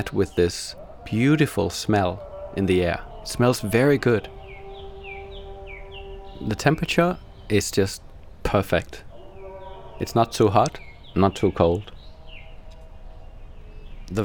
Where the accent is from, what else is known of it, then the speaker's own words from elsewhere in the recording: Denmark; from Denmark